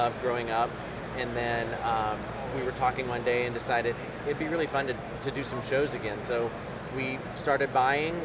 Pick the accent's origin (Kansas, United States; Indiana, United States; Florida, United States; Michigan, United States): Indiana, United States; Indianapolis; I'm from Indianapolis, Indiana.